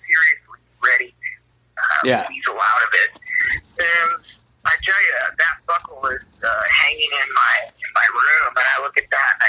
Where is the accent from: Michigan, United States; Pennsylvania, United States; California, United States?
California, United States; Southern; moved away; I'm from Southern Cal